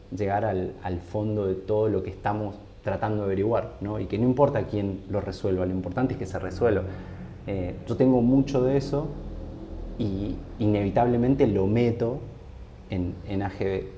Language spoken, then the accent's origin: Spanish; San Rafael, Mendoza, Argentina; moved away as an adult; now in Buenos Aires, Argentina; yo me fui hace mucho tiempo a San Rafael, pero cuando yo era chico era impresionante, nos conocíamos todos